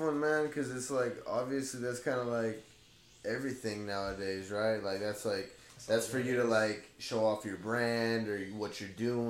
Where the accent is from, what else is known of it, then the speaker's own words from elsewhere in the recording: Blythe, California, United States; now in the Valley; I grew up in Blythe, and I don't know if you know Blythe, but it's a small little town.